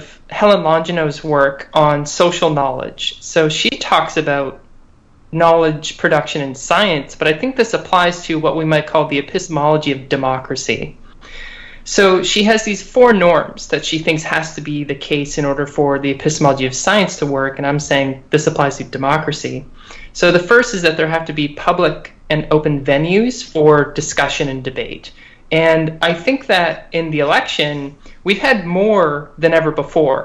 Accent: Canada; now in United States; I'm Canadian

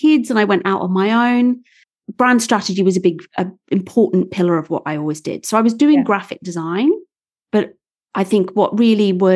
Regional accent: Wales, United Kingdom; moved away; I'm not posh at all. I'm from Wales

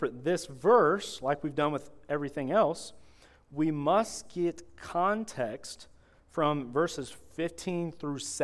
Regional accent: Florida, United States; I'm from Florida

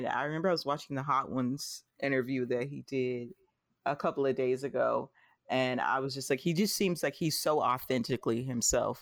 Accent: the South, United States; I grew up in the South

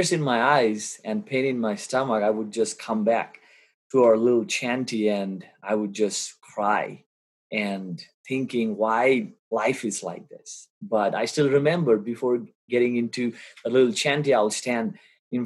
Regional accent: Kolkata, West Bengal, India; moved away; my vivid memory growing up in Kolkata, India

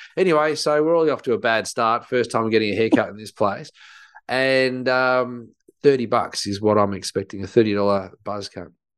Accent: Australia; I think growing up in Australia

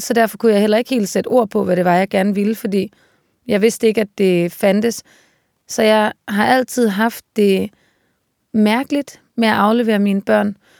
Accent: Aarhus, Central Denmark Region, Denmark; also born or lived in Copenhagen; now in Svendborg, Denmark; omkring Aarhus, hvor jeg voksede op

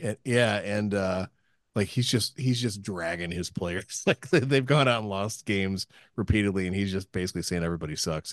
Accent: United States; I am an American

